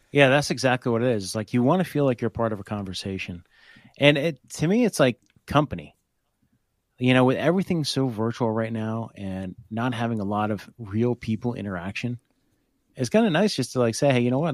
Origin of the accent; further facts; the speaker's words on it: Hope, New Jersey, United States; I grew up in Hope, which is right outside of Blairstown